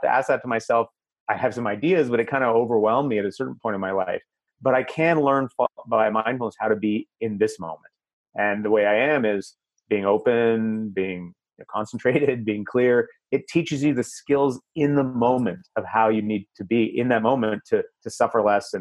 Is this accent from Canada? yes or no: yes; Canada; I'm Canadian